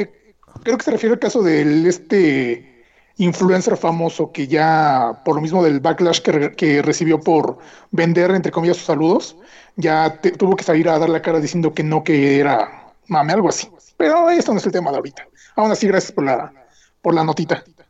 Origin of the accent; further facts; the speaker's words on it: Mexico; nosotros como mexicanos